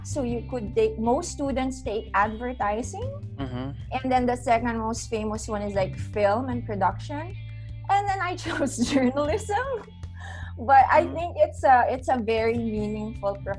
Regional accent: Philippines; moved away as an adult; now in Denmark; as a Filipino coming here

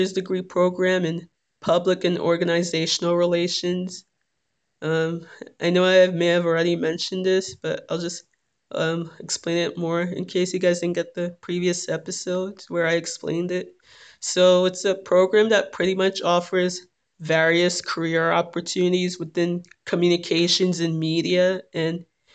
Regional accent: Little Ferry, New Jersey, United States

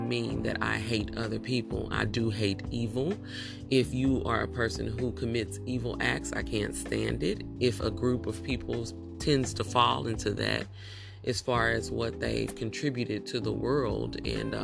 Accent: United States; Afro descendants of slaves living in America

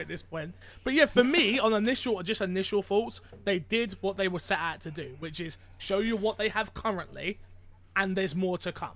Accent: United Kingdom; I am not Canadian, but British.

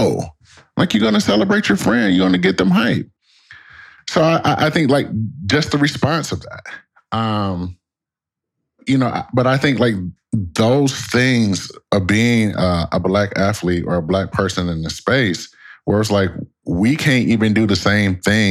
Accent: Detroit, Michigan, United States; moved away as an adult; also born or lived in Connecticut; me growing up in Detroit, Michigan

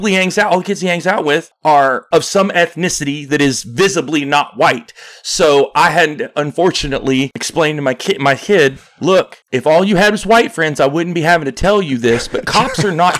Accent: Arkansas, United States; moved away; I'm from Arkansas

